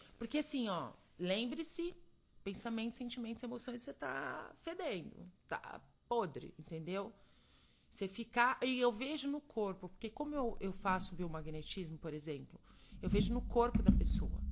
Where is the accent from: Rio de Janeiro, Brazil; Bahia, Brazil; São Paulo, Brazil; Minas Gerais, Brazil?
Minas Gerais, Brazil; eu sou mineira